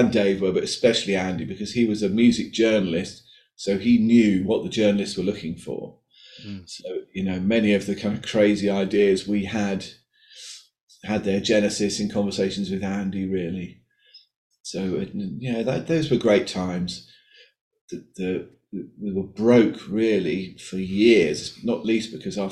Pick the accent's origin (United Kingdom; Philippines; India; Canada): United Kingdom